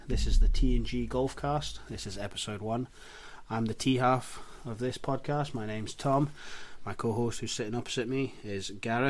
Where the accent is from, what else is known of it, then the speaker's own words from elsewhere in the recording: St Andrews, Scotland, United Kingdom; I'm lucky enough to play my golf at St Andrews in Scotland.